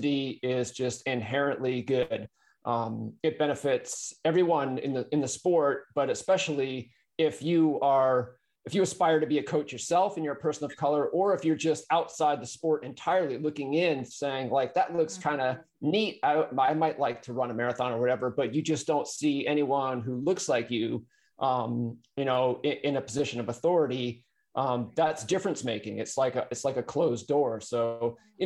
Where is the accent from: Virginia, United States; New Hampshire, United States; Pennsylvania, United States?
New Hampshire, United States; now in California, United States; I grew up in New Hampshire. So I'm talking to you from California